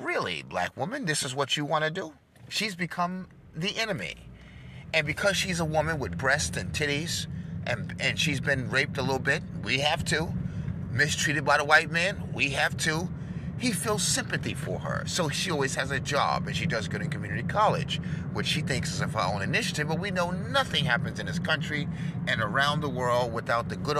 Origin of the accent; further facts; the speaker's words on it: New York, United States; I'm from New York, and that's my home.